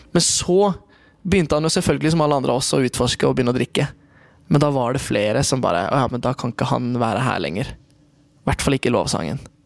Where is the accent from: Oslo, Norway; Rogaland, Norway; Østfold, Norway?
Oslo, Norway; moved away; also born or lived in Kristiansand; jeg vokste opp i Oslo